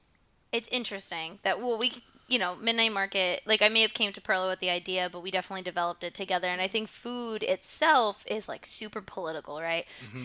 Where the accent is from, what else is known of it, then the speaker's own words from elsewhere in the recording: Jersey City, New Jersey, United States; I'm from Jersey City.